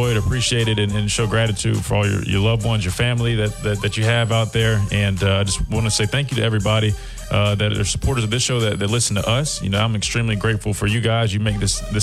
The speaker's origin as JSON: {"language": "English", "town": "Columbia", "region": "South Carolina", "country": "United States", "tie": "born or raised there", "also_born_or_lived": "Alabama", "moved": "as an adult", "said": "growing up in Columbia, South Carolina"}